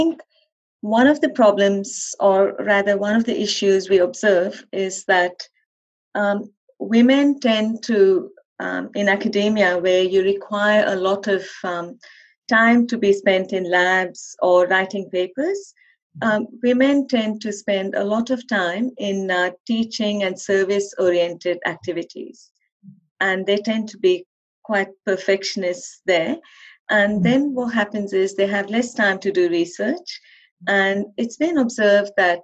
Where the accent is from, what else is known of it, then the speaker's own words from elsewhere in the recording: India; moved away; I was actually raised in India